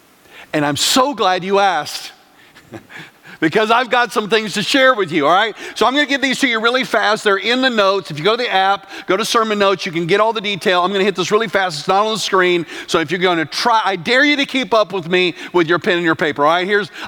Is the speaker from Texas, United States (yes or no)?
yes; West Texas, United States; moved away; also born or lived in Oklahoma / Chicago; I grew up in West Texas. And then I lived in Oklahoma.